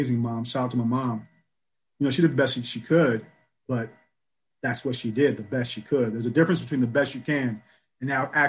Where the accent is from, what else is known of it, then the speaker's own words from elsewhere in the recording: Michigan, United States; Born and raised in Michigan